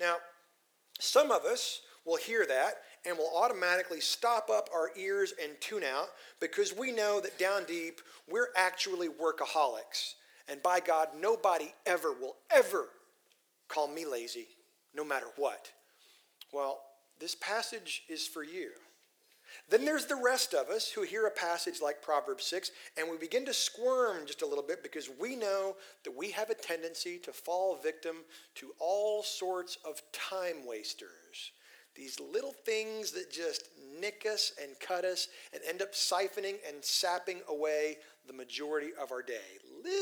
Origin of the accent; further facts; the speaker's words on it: Texas Panhandle, United States; moved away as an adult; now in Tyler, United States; I grew up in the Texas Panhandle